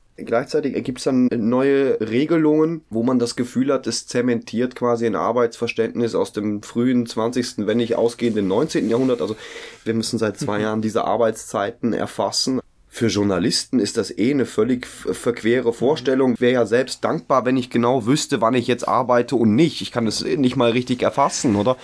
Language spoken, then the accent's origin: German; Germany; ich komme aus Deutsch, Deutschland